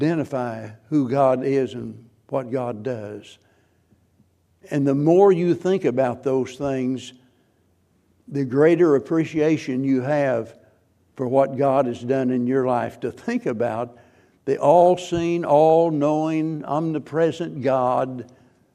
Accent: the Ozarks, Missouri, United States; I'm a hillbilly from the Ozarks, and it's Missouri, not Missouri

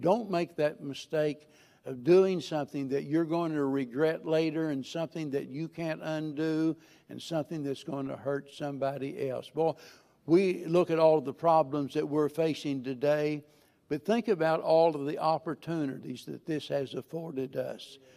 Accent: Missouri, United States; I'm a hillbilly from Missouri

